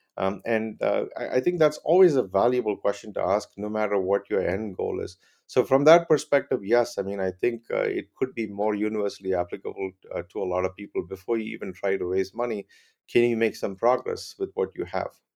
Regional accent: Chennai, Tamil Nadu, India; moved away as an adult; also born or lived in Clemson, South Carolina, United States; I grew up in Chennai, India

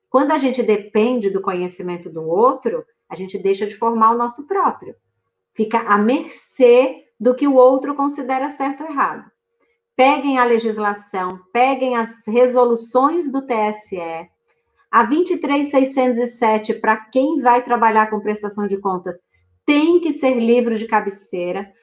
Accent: Juazeiro, Bahia, Brazil; Juazeiro, Baianíssima de Juazeiro, do lado de sua cidade, Senhor do Bonfim

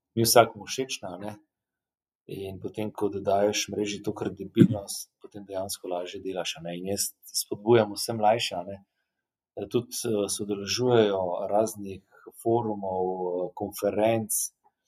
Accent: Slovenia

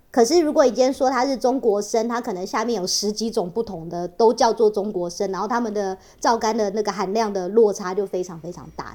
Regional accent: Taiwan; 我们台湾人就是比较实际一点嘛

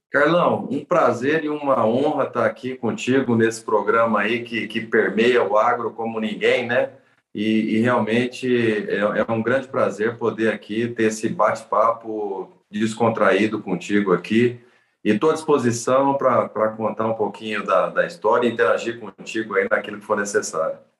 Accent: Presidente Prudente, São Paulo, Brazil; Eu sou do interior de São Paulo, de uma cidade chamada Presidente Prudente, que está lá no bico do mapa, divisa com Mato Grosso do Sul e com o Paraná

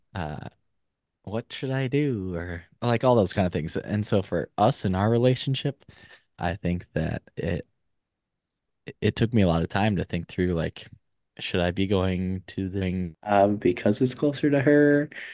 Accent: Minnesota, United States; moved away as an adult; also born or lived in Eau Claire, Wisconsin; now in Madison, United States; was born and raised in Minnesota

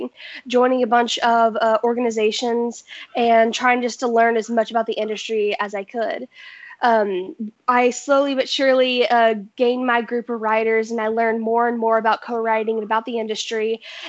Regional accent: Nashville, Tennessee, United States; I am a 16-year-old singer-songwriter born and raised in Nashville, Tennessee.

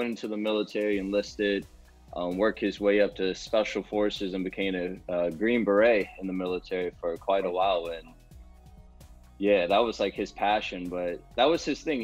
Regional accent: Prince George's County, Maryland, United States; moved away; I'm originally from Maryland, Prince George's County, Maryland. I stayed up there for most of my childhood

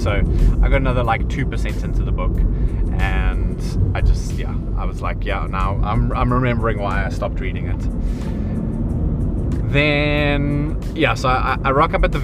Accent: South Africa; growing up in South Africa

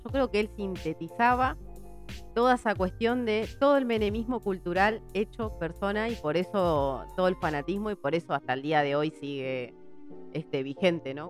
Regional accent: Virrey del Pino, Buenos Aires Province, Argentina; vengo de Virrey del Pino

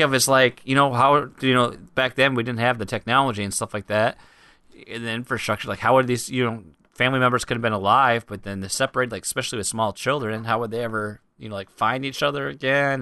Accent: United States; I'm an American

